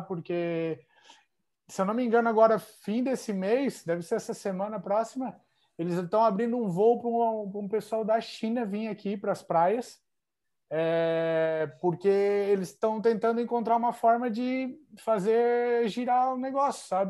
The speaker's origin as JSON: {"language": "Portuguese", "town": "Joinville", "region": "Santa Catarina", "country": "Brazil", "tie": "born or raised there", "also_born_or_lived": "Nova Veneza, Brazil / Spain / Italy", "moved": "as an adult", "lives_now": "Bangkok, Thailand", "said": "eu nasci em Nova Veneza, né? Bem perto de Tubarão, porém me criei em Joinville"}